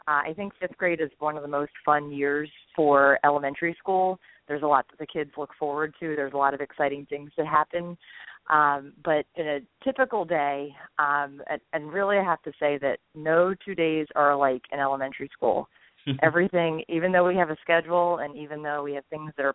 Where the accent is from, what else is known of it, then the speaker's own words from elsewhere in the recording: New Jersey, United States; moved away as an adult; now in Maryland, United States; I grew up in New Jersey, and I'm a product of public education.